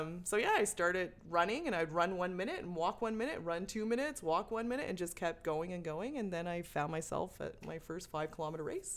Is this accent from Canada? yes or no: yes; Sackville, New Brunswick, Canada; moved away as an adult; also born or lived in Banff; Grew up in Sackville